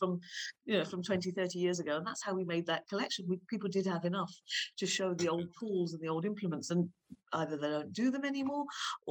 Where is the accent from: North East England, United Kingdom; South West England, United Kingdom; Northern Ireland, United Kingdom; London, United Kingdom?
London, United Kingdom; when I was growing up in Manor Park